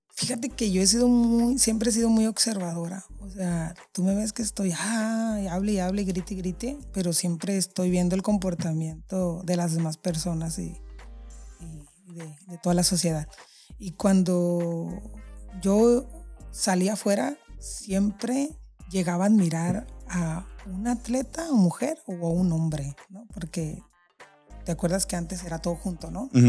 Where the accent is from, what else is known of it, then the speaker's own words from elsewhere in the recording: San José del Cabo, Baja California Sur, Mexico; soy orgullosamente chollera. Nací aquí en San José del Cabo